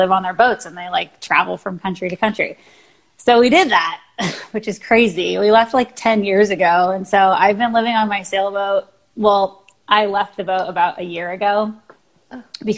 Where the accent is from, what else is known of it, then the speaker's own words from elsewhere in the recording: Washington, United States; moved away as an adult; also born or lived in California; I'm originally from Washington State, which is where I am right now.